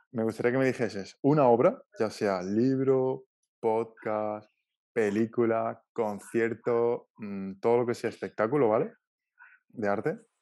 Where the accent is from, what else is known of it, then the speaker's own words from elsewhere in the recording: Málaga, Andalusia, Spain; nosotros en Málaga tenemos, tenemos playa